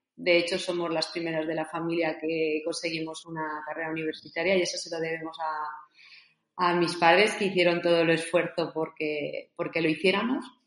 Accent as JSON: {"language": "Spanish", "town": "Zaragoza", "region": "Aragon", "country": "Spain", "tie": "born or raised there", "said": "Yo soy de Zaragoza y salíamos fuera de, nuestra ciudad a hacer deporte"}